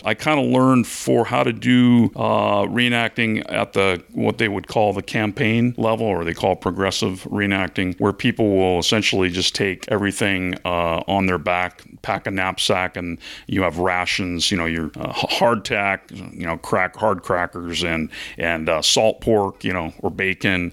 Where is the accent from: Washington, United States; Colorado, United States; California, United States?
Washington, United States; Seattle; I was out on the West Coast because I'm from the Seattle area